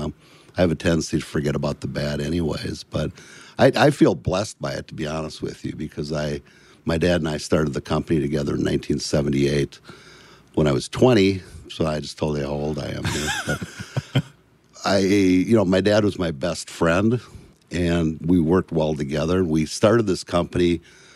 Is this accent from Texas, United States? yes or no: no; Bloomington, Minnesota, United States; also born or lived in Richfield, Minnesota; born in Richfield, Minnesota, and raised in Bloomington, Minnesota.